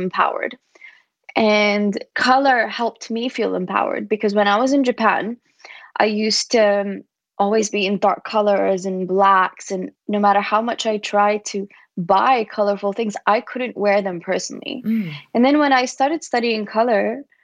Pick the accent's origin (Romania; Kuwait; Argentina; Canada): Kuwait; now in Barcelona, Spain; I grew up in Kuwait